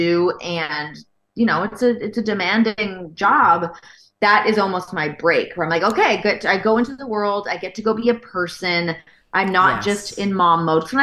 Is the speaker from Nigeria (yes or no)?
no; Canada; moved away as an adult; also born or lived in Toronto / Los Angeles; as a Canadian.